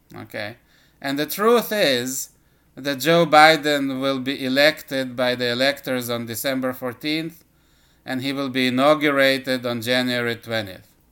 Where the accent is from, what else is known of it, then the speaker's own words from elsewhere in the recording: Israel; moved away as an adult; also born or lived in Soviet Union; now in United States; I uh, was born in the Soviet Union and lived, uh, at least the first half of my life in Israel